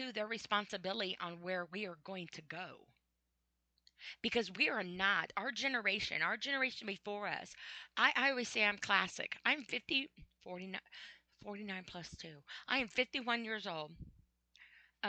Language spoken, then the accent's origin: English; United States; I'm an American